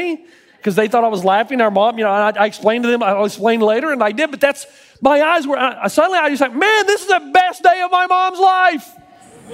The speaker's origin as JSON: {"language": "English", "region": "Tennessee", "country": "United States", "tie": "born or raised there", "moved": "yes", "lives_now": "California, United States", "said": "I grew up in Tennessee."}